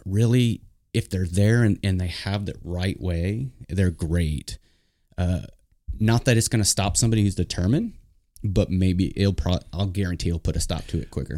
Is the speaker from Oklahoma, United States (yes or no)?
yes; Oklahoma, United States; our families are all back in Oklahoma